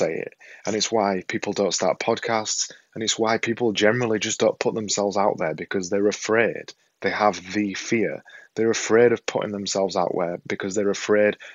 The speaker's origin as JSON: {"language": "English", "region": "Yorkshire and the Humber", "country": "United Kingdom", "accent": "Yorkshire", "said": "I've got this silly Yorkshire accent"}